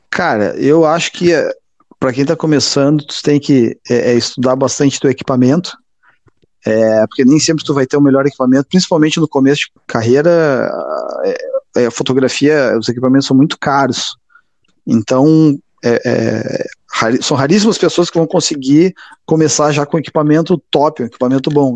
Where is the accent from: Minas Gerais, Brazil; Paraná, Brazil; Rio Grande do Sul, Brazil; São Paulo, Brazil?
Rio Grande do Sul, Brazil; Passo Fundo; cresci em Passo Fundo